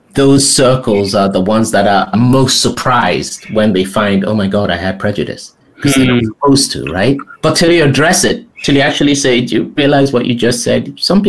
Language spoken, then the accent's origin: English; Nigeria; also born or lived in England; now in United States; I come from Nigeria, and then you go from Nigeria to England with its weird thing, but I'm sort of in this elite place in England.